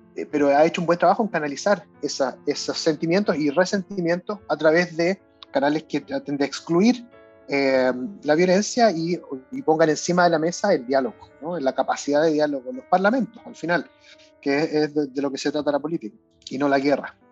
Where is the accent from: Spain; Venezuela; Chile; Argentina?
Chile; en Chile, por lo menos en mi época en el colegio